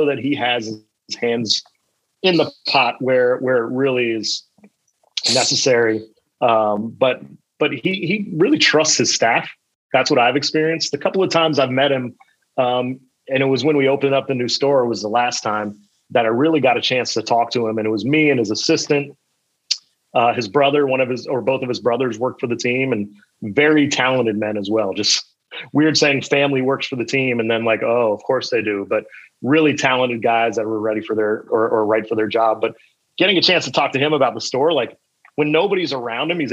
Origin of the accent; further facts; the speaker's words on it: Tampa, Florida, United States; I grew up in the Tampa Bay area, so I am a Buccaneer through and through